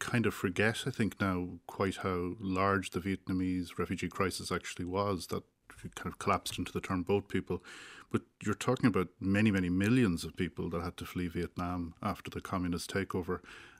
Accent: Ireland; especially in Ireland, where there's such a strong literature about memory, and the experience of being Irish, we're quite self-obsessed.

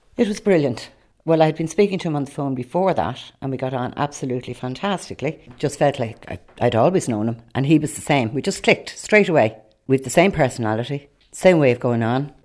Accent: Rush, Leinster, Ireland; I'm from Rush

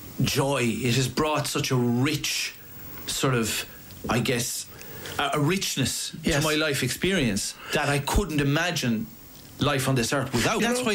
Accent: Cahersiveen, South Kerry, Munster, Ireland; Like, I'm from Carsevine, right? I'm from South Kerry.

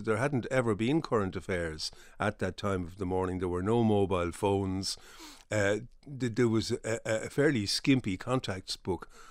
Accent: Dublin, Leinster, Ireland; also born or lived in Belfast; I was from Dublin, and I never envisaged actually making my home in Belfast, so I was, I was happy to move back

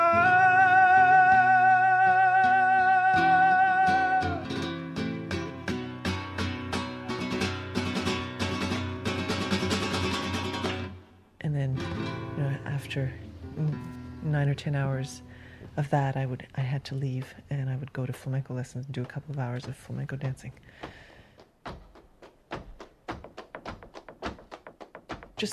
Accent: Sudbury, Ontario, Canada; now in St. John's, Canada; My parents were French immigrants, but I grew up in part in Northern Ontario and Sudbury

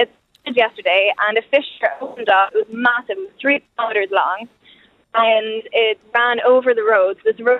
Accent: Killiney, Leinster, Ireland; now in Iceland; I'm from Dublin, in Killiney.

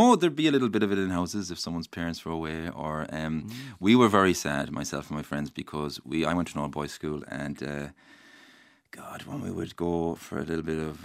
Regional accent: County Mayo, Ireland; born or raised there

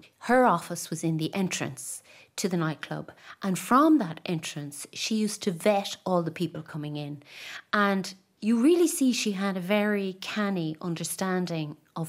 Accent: Ireland

